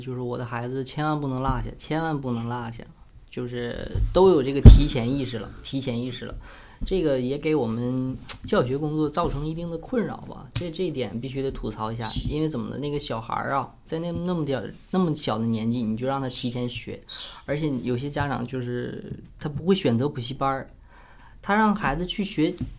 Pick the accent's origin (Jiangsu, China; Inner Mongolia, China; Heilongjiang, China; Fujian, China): Heilongjiang, China; 咱们黑龙江这边儿